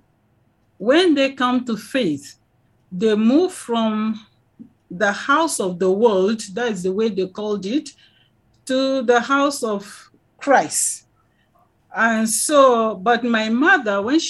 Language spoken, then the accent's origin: English; Miango, Plateau, Nigeria; now in Jos, Nigeria; I came from Miango to Jos. I live in Jos right now, but I'm Rigwe by tribe from the nation of Rigwe